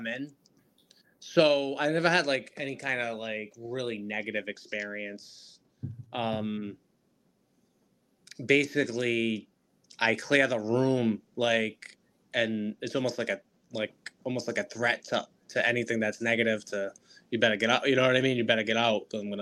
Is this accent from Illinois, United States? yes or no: no; Rhode Island, United States; I'm from Rhode Island